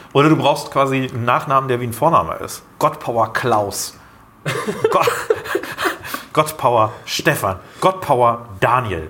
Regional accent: Germany; als Deutsche

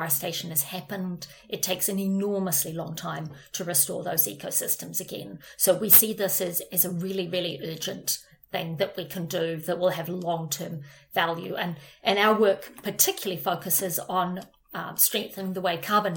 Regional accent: New Zealand; moved away; I am from New Zealand, maybe because I'm from such a little country

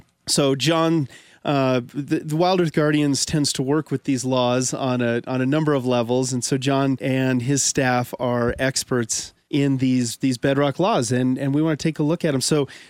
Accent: Pueblo, Colorado, United States; I'm originally from Pueblo, Colorado, and a lot of the people that I knew and grew up with were the grandchildren of folks from those coal camps.

